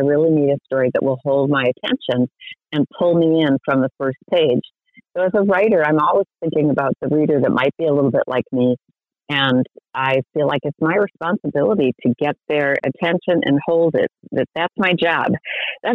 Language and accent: English; St. Paul, Minnesota, United States; now in Rainier, United States; I grew up in St. Paul